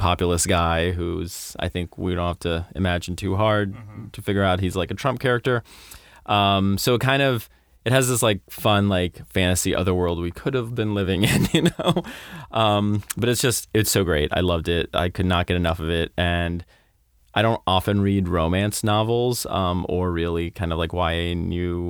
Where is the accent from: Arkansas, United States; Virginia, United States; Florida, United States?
Florida, United States; I grew up in Florida